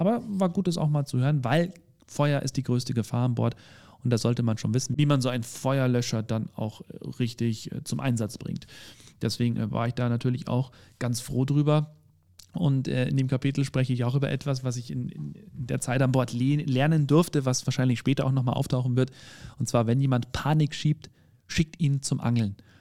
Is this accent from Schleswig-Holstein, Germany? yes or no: no; Bavaria, Germany; ich bin ja aus Bayern